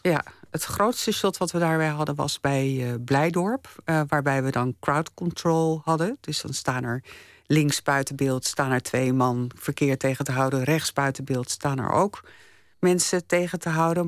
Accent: Delft, South Holland, Netherlands; Ik ben opgegroeid in Delft en mijn opa en oma die woonden op Zuid

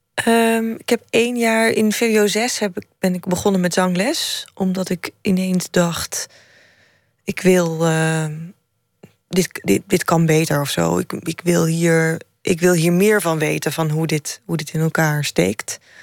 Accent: Drenthe, Netherlands; Ik ben in het noorden opgegroeid

